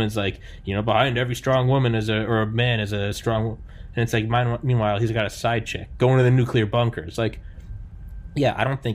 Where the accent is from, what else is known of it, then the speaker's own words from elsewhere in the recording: New England, United States; I'm from New England